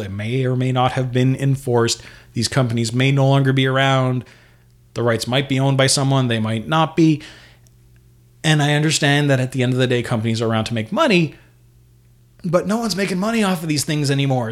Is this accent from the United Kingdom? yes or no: no; Canada; here in Canada